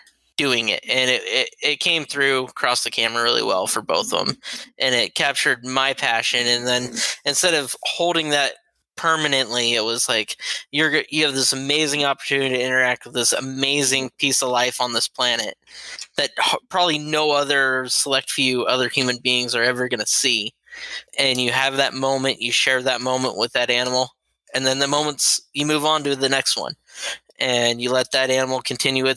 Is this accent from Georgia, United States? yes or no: yes; Georgia, United States; I was born down in Georgia. Family lived down there